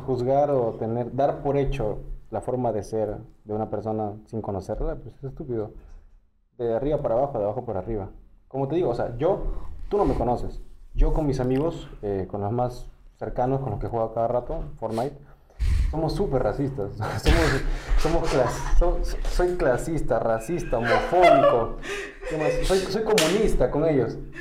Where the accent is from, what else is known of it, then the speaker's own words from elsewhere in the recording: Callao, Peru; yo, que soy del Callao